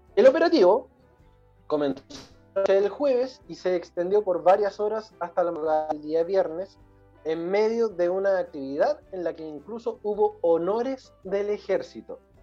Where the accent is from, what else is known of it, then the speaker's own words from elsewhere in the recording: Chile; nosotros somos chilenos